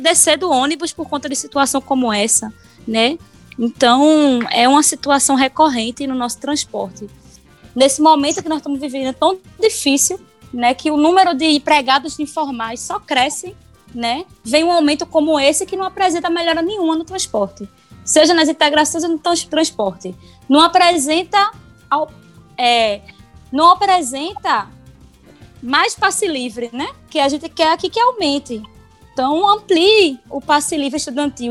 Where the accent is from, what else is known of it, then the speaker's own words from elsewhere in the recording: Paulista, Pernambuco, Brazil; eu sou de Paulista